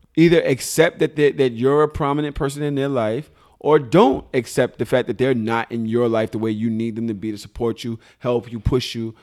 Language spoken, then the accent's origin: English; New York City, New York, United States; I'm a Pisces from Brooklyn.